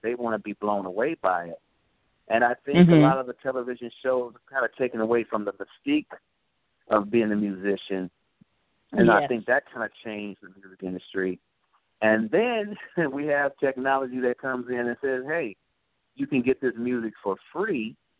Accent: Clarksdale, Mississippi, United States; But I grew up, like I said, listening to a lot of blues because, well, we're from Clarksdale, Mississippi, where a lot of people know that's where the …'s and a lot of the blues were started, actually.

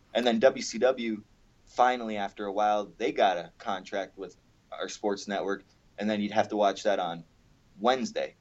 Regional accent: Canada; I grew up in Canada

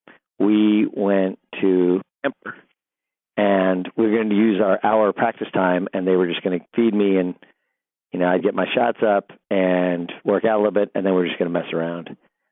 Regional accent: California, United States; I grew up in Orange County, obviously in Southern California

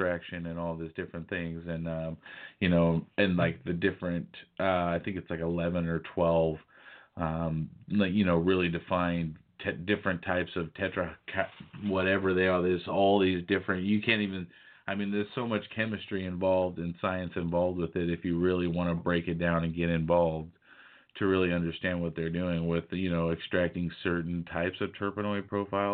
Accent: Fresno, California, United States; I lived in California my entire life. Fresno is my hometown

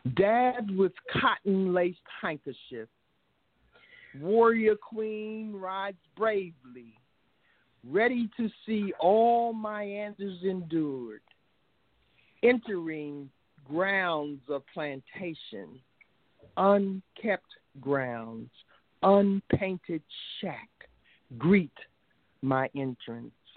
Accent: Washington, District of Columbia, United States; I hail from Southeast Washington, D.C., by the way of Georgetown University Hospital in 1949

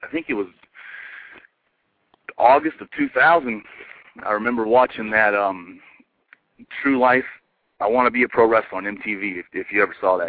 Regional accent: Asheville, North Carolina, United States; moved away as an adult; also born or lived in Cincinnati, Ohio; I'm from Asheville, North Carolina, you know, so there was no, obviously no wrestling schools around here.

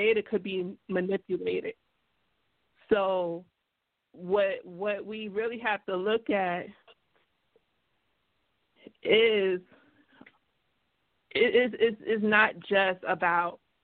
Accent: New York, United States; I'm a New Yorker

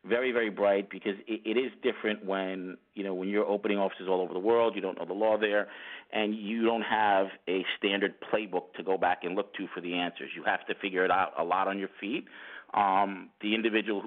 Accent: Great Neck, New York, United States; I'm from New York. I grew up in Long Island, New York, in a town called Great Neck.

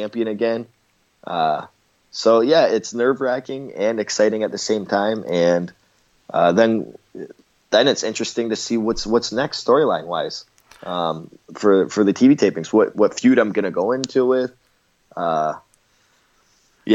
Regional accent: Canada; I'm Canadian

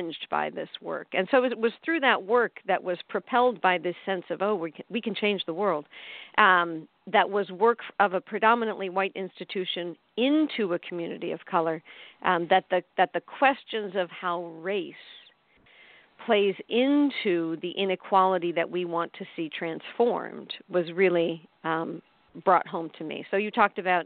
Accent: outside of Chicago, Illinois, United States; I grew up in outside of Chicago in a white suburb

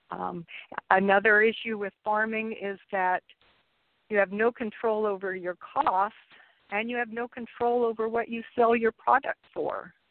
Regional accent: Kansas, United States; because of my personal uh, life experience of growing up in Kansas, experiencing Kansas summers and Kansas winters, and the struggle of Kansas farmers

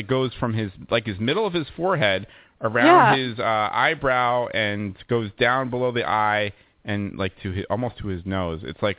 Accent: Happy Valley, Massachusetts, United States; moved away as an adult; also born or lived in New York; I grew up in the Happy Valley, you know, the lesbian capital of the world, if you will.

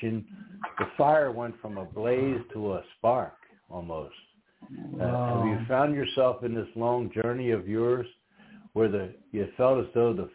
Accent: outside of the Philadelphia area, Pennsylvania, United States; childhood growing up outside of the Philadelphia area

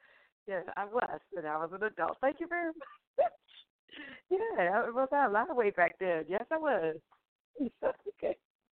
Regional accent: Jamaica; I told you I'm Jamaican.

